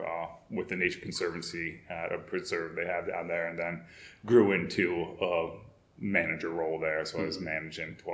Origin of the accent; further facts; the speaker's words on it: mid-state New York, United States; moved away as an adult; also born or lived in Long Island / Florida; now in Rhode Island, United States; I'm originally from New York, mid-state New York. You can't quite call it upstate New York